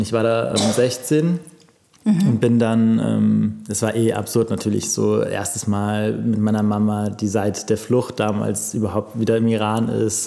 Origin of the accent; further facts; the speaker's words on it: Cologne, North Rhine-Westphalia, Germany; ich bin in ähm, Köln aufgewachsen. Ähm, also ich bin ein richtiger Kölscher Jung